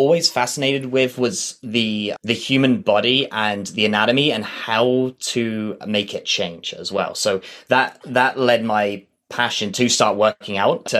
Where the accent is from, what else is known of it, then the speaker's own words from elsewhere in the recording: Southampton, South East England, United Kingdom; moved away as an adult; now in Calgary, Canada; So I was born in a place called Southampton in England, and I lived there for the first 19 years of my life before emigrating here to Canada.